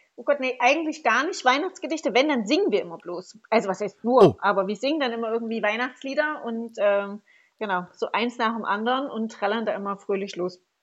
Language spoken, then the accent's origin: German; Saxon Switzerland, Saxony, Germany; ich komme ja aus Sächsische Schweiz, ist das in der Nähe vom Erzgebirge.